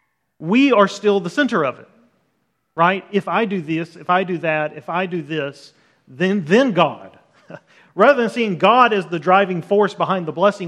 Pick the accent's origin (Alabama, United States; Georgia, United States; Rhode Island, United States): Alabama, United States; Birmingham; moved away as an adult; also born or lived in Los Angeles, California; I grew up in Birmingham, Alabama